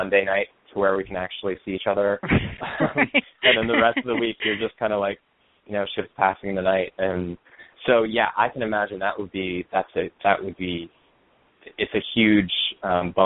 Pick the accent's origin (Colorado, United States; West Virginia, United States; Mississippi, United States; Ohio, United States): Colorado, United States; Aurora; moved away as an adult; also born or lived in Denver, Colorado; now in New York, United States; I grew up in Denver, in Aurora, Colorado, technically. I lived there until I graduated from college